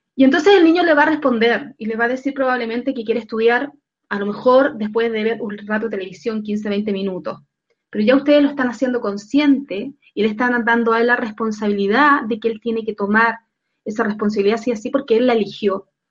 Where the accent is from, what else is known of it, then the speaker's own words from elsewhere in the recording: Chile; acá en Chile, en mi país